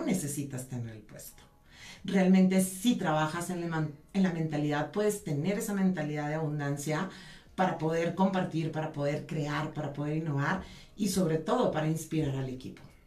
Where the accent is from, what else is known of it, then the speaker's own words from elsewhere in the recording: San Pedro Garza García, Nuevo León, Mexico; soy norteña de San Pedro Garzacia, Nuevo León.